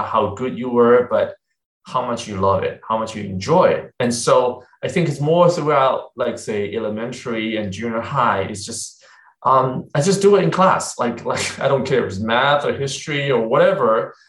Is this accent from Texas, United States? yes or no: yes; Texas, United States; also born or lived in China; So I was born in China way back in the 70s. I know I'm dating myself here. And then I came to the U.S. in the late 80s. I came when I was very young, about, 13. And I grew up in Texas, basically.